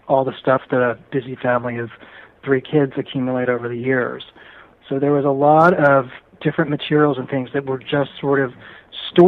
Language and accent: English; Philadelphia, Pennsylvania, United States; born or raised there; now in Los Angeles, United States